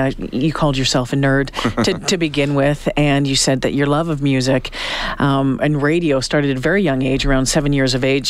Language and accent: English; Smiths Falls, Belleville area, Southern Ontario, Canada; So I grew up in Southern Ontario, Smith Falls, Belleville area. So on Lake Ontario